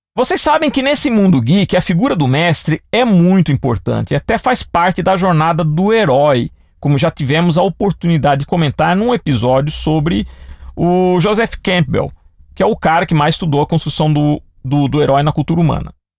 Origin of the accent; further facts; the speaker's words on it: Piracicaba, São Paulo, Brazil; cidade que eu nasci, Piracicaba